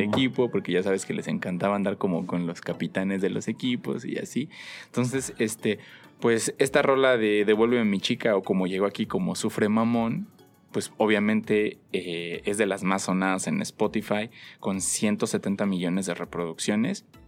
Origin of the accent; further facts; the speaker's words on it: Mexico; cómo somos los mexicanos